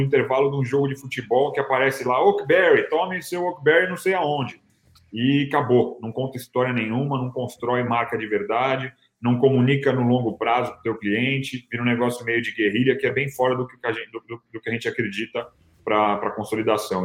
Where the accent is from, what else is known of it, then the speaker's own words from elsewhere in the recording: São Paulo, Brazil; moved away as an adult; now in United States; sou nascido e criado em São Paulo